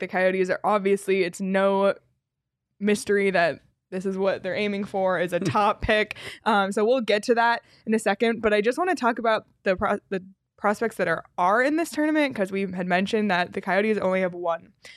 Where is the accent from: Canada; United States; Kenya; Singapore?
Canada; Toronto, Ontario; moved away as an adult; I grew up in Toronto. I spent all my winters in Toronto until the last, like, three or so years